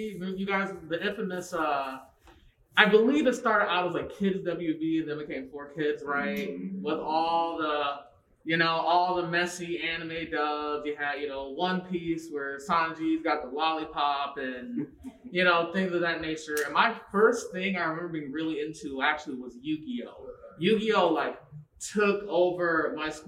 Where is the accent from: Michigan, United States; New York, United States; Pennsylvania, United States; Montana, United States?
Michigan, United States; Southfield; We're both Michigan natives, born and raised. I grew up in Southfield